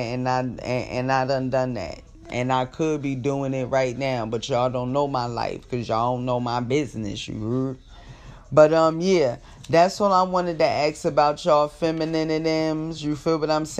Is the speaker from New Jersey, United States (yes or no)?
yes; Jersey City, New Jersey, United States; now in California, United States; I'm from Jersey. Jersey City, to be exact